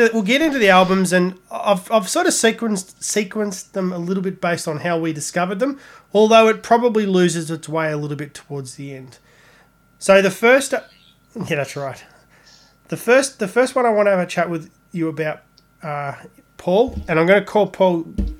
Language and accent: English; Australia; as Aussie metalheads